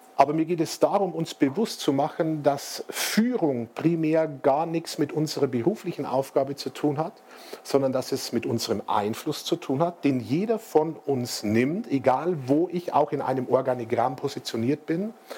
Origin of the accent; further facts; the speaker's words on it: Bavarian Forest, Germany; dem Bayerischen Wald. Vielleicht sagt Ihnen Regensburg was oder Passau? Also wir sind 75 Kilometer etwa östlich von Regensburg an der Grenze zu Tschechien. Das ist meine Heimat, wo ich aufgewachsen bin